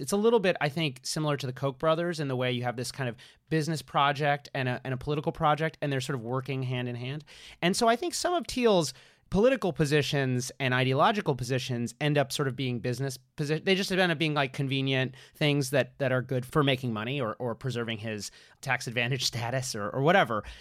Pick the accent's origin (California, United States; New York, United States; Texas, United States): New York, United States; New York City; as a New Yorker